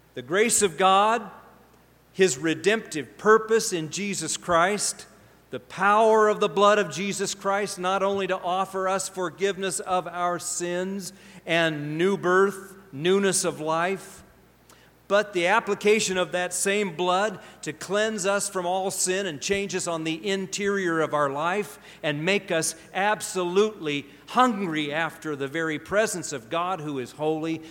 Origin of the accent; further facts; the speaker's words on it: Pacific Northwest, United States; moved away as an adult; also born or lived in Indiana / Ohio; I came from Pacific Northwest